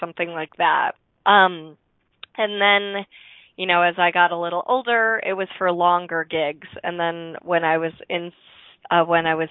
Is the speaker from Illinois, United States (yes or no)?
yes; Chicago, Illinois, United States; I was born in Chicagoland, so a little bit south of the city